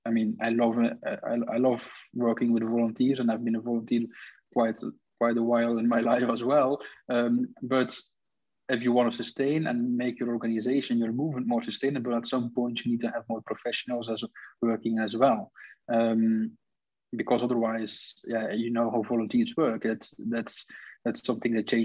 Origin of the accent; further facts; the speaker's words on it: Belgium; also born or lived in Brussels; I'm Belgian.